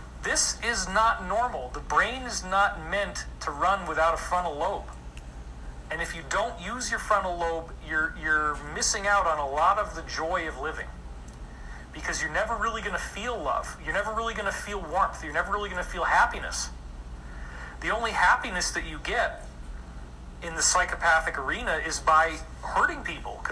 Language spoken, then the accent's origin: English; Scotia, New York, United States; I grew up in Scotia, New York